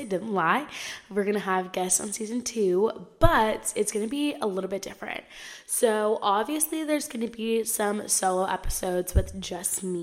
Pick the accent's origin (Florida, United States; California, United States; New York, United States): California, United States; Southern; I am from Southern California.